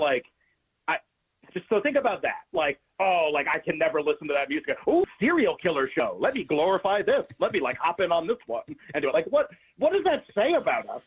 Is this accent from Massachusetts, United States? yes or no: yes; Massachusetts, United States; I grew up in New England, grew up in Massachusetts